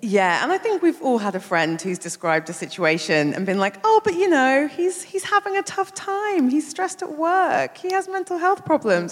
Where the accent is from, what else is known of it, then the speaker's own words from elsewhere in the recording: London, United Kingdom; I grew up in Brixton.